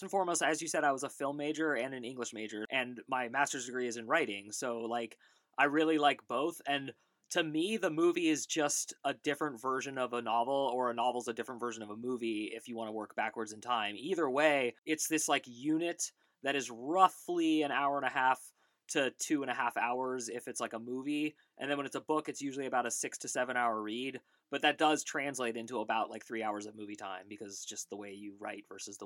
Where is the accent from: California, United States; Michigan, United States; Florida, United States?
California, United States; Bay Area of; also born or lived in New York; I grew up in the Bay Area of California. I was born in New York, but I definitely grew up in the Bay Area of California, right next to Berkeley and Oakland, California.